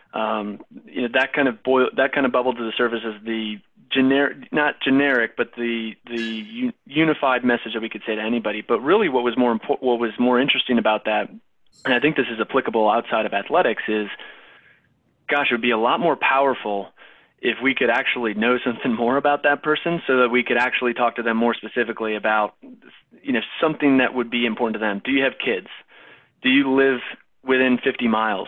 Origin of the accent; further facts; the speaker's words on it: Minnesota, United States; also born or lived in Wisconsin; now in North Carolina, United States; I grew up in Minnesota